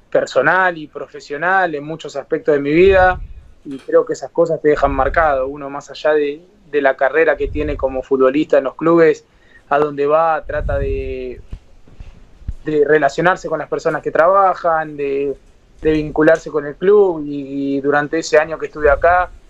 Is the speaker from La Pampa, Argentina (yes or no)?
no; Buenos Aires, Argentina; Eh, yo soy de Saavedra, de, Capital, eh, ahí justo a cuatro o cinco cuadras de la cancha platense.